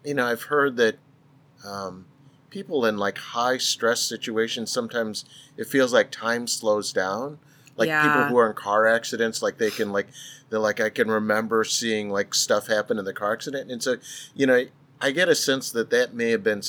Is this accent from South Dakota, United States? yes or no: no; St. Louis, Missouri, United States; I grew up in St. Louis